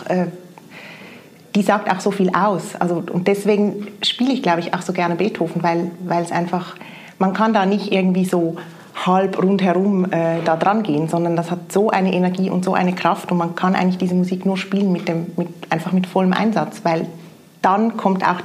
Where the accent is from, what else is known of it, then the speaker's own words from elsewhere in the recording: Switzerland; now in Osnabrück, Germany; ich komme aus der Schweiz, bin seit knapp zwei Jahren hier im Osnabrücker Sinfonieorchester